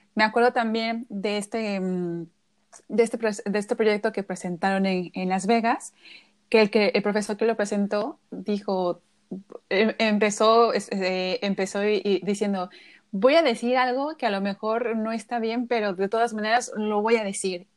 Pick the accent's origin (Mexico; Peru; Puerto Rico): Mexico; nosotros como mexicanos